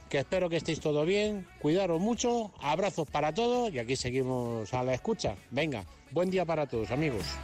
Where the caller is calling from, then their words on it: Alcorcón, Community of Madrid, Spain; aquí al solecito, oyendo el programa